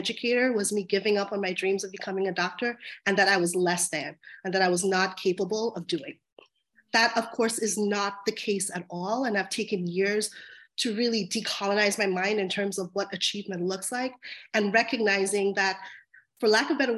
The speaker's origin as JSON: {"language": "English", "town": "Long Island", "region": "New York", "country": "United States", "tie": "born or raised there", "said": "I grew up in Long Island, New York, in a historically marginalized community that was filled with majority immigrant families, um, Black and Brown families."}